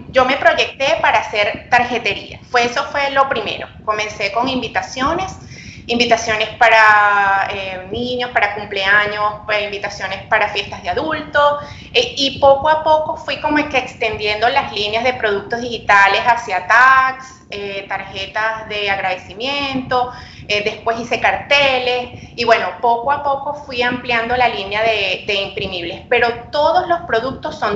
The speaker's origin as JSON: {"language": "Spanish", "country": "Venezuela", "moved": "yes", "lives_now": "Santiago, Chile", "said": "soy una venezolana en Epsi Em, tengo mi tienda Etsy desde el 2015. Abrí la tienda estando todavía en Venezuela porque actualmente estoy viviendo en Santiago de Chile."}